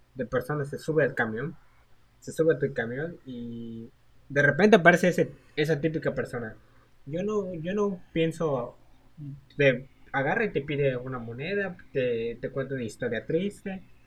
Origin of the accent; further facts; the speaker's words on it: Mexico; siendo mexicanos